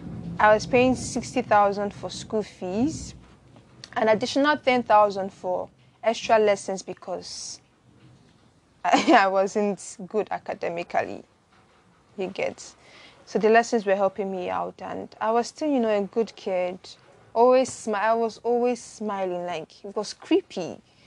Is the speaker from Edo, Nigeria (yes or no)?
yes; Benin City, Edo, Nigeria; also born or lived in Lagos; my siblings and I grew to love the Catholic Church because I grew up in Benin before we moved to Lagos.